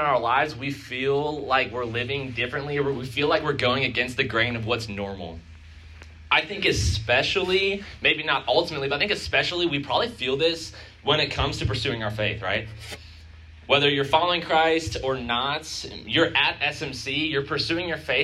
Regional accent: Chicago, Illinois, United States; moved away as an adult; now in Missouri, United States; I'm from Chicago

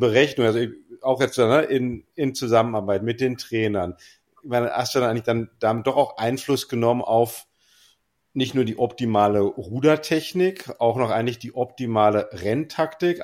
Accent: West Germany, Germany; als Wessi

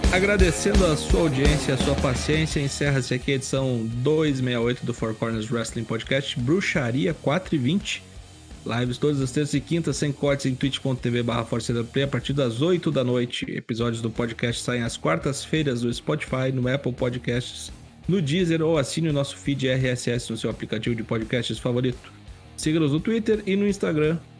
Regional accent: Porto Alegre, Rio Grande do Sul, Brazil; now in Campo Bom, Brazil; porto alegrense do Rio Grande do Sul. Nasci em Porto Alegre, moro em Campo Bom

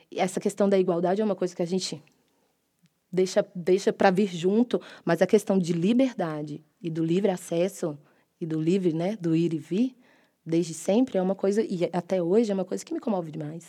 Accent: Belo Horizonte, Minas Gerais, Brazil; moved away as an adult; now in São Paulo, Brazil; sou mineira, né? A maior, a maior parte da minha formação foi em Belo Horizonte. Aí, quando eu vim para São Paulo

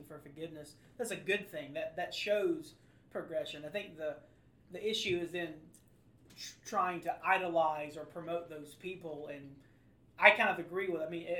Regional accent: LaGrange, Georgia, United States; I grew up in Troop County, LaGrange, Georgia

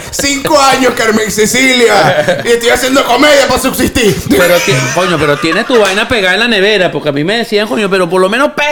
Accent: Venezuela; pero eh, que somos los venezolanos, pana.

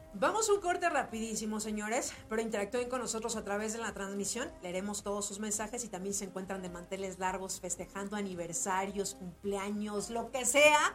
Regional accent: Mexico; nosotros como mexicanos

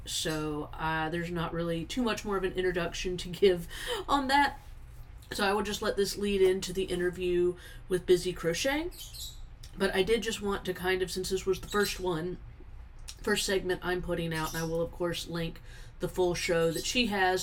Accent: South Carolina, United States; also born or lived in Eastern Washington; now in Tennessee, United States; we're from South Carolina, even though we're in Tennessee at now.

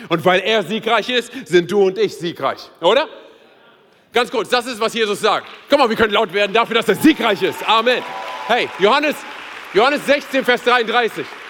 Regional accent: Berlin, Germany; moved away as an adult; now in Hesse, Germany; meine Frau und ich, wir sind ja Berliner. Und wir sind als Berliner hier nach, hier nach Hessen gekommen.

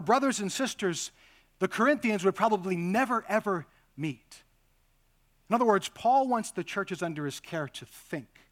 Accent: United States; being modern American Christians

